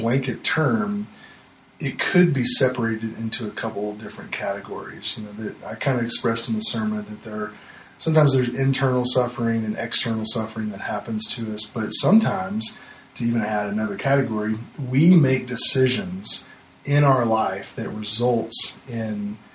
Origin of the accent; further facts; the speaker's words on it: Arkansas, United States; moved away; born and raised in Arkansas my whole life